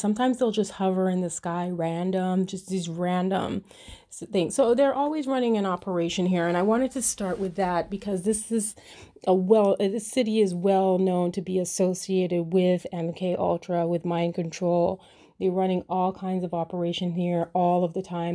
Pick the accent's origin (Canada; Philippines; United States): Canada; first language English; I was born in Canada and I speak English as a first language.